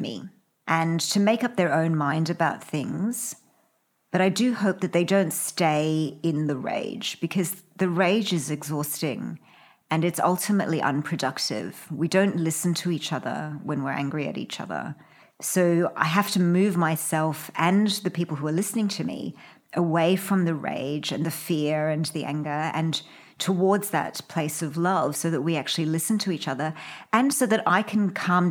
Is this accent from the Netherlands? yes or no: no; Australia; we're Australian too